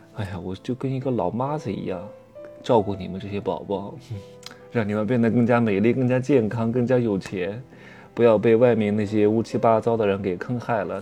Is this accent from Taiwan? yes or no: no; southern China, China; moved away; 我们其实是南方人